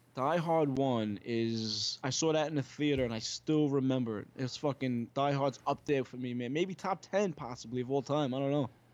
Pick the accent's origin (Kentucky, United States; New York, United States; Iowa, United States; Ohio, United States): New York, United States; New York City; also born or lived in Long Island; I was born in Brooklyn, s, and my family's from Brooklyn